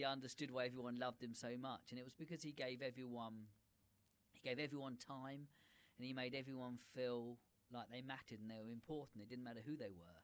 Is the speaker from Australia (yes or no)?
no; Brighton, South East England, United Kingdom; I was born in Brighton